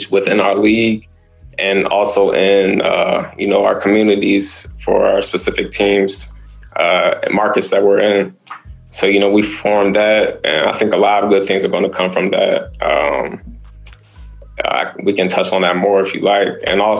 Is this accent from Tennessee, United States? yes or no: no; Prince George's County, Maryland, United States; PG County as well. You know, that being my hometown.